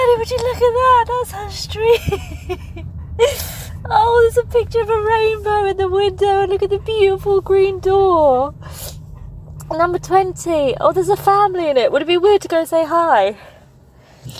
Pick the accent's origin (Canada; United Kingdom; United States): United Kingdom; Farnborough, South East England; first language Polish; English is a second language; also born or lived in Bristol; I was in Farnborough with my mum and my brothers